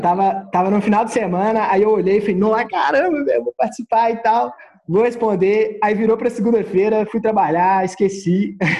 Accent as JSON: {"language": "Portuguese", "town": "Lagoa da Prata", "region": "Minas Gerais", "country": "Brazil", "tie": "born or raised there", "also_born_or_lived": "Belo Horizonte", "accent": "mineiro", "said": "eu sou de Lagoa da Prata, Minas Gerais. É, morei em BH por um tempo, mas voltei agora para o período de confinamento, voltei para minha cidade natal."}